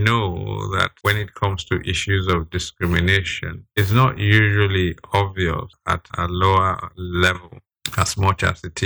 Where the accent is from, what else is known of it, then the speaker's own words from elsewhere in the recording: Nigeria; as Nigerian as I am